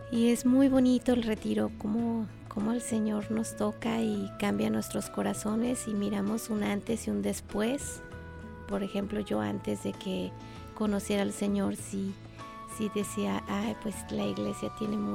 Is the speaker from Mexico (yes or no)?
yes; Mexico; Sí, todos. somos de México.